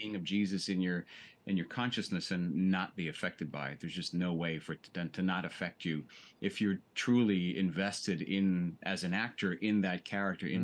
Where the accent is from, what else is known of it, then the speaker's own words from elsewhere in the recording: suburbs of New York, New York City, United States; I was baptized Greek Orthodox, living in New York City. And then when we moved out of the city into the suburbs